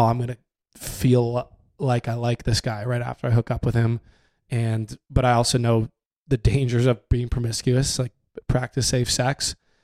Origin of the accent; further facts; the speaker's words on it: Canada; growing up in Canada